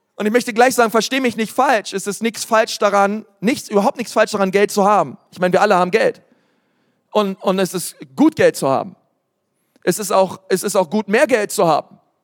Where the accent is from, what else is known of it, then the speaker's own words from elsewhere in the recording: Berlin, Germany; ich komme aus Berlin